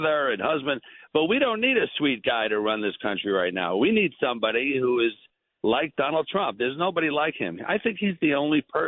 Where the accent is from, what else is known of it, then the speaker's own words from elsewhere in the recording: New York, United States; I'm from New York. I'm a New York boy, you know, homegrown, and I love New York.